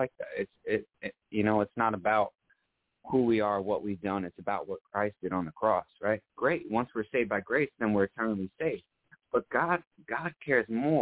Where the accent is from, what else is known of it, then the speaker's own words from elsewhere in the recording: south of Orlando, Central Florida, United States; also born or lived in New York; From Florida. Or I was originally born in New York, but I'm from Florida. Raised in Florida.